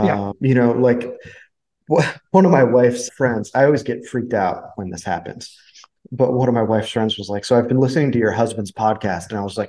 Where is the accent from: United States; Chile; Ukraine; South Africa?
United States; I am American.